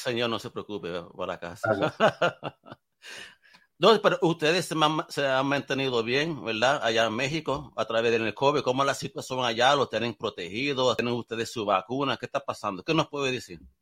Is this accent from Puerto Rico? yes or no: yes; Puerto Rico; yo soy del Caribe